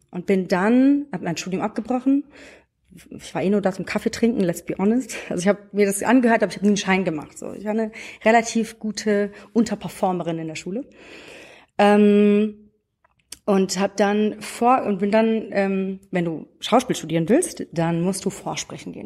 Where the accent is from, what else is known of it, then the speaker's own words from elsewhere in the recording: Frankfurt am Main, Hesse, Germany; Ich bin aus Frankfurt am Main, aus der, nicht aus dem Umland von Frankfurt, sondern aus der Stadtmitte tatsächlich. Bin in so einem äh, Techie-Haushalt groß geworden